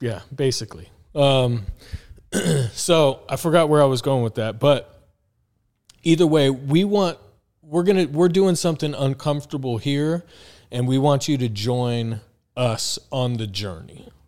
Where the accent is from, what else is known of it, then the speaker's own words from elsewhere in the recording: Tucson, Arizona, United States; also born or lived in Phoenix; came to Phoenix because I'm from Tucson